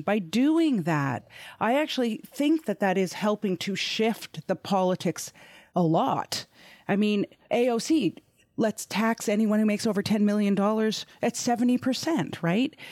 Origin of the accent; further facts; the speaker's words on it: Canada; I'm Canadian